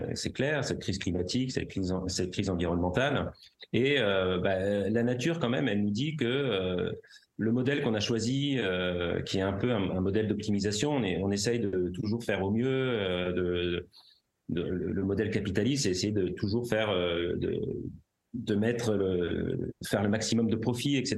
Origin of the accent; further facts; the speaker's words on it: Paris, Île-de-France, France; J'ai grandi à Paris